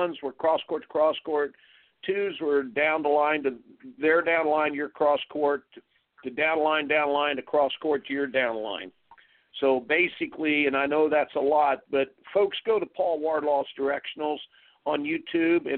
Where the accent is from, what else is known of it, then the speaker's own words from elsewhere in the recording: Indiana, United States; I grew up in Indiana